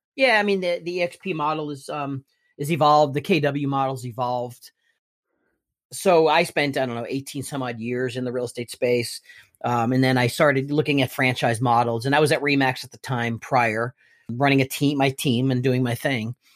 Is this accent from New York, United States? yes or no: no; Elizabeth, New Jersey, United States; I was born and raised in Elizabeth, New Jersey